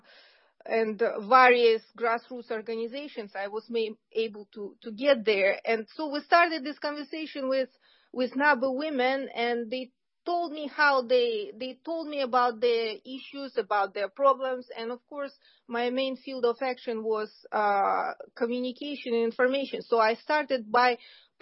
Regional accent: Kazakhstan; moved away; I was born in Kazakhstan

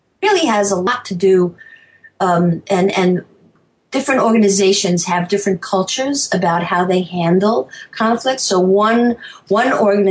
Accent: New York, United States; moved away as an adult; also born or lived in Chicago, Illinois / Tucson, Arizona; now in Savannah, United States; I'm originally a New Yorker

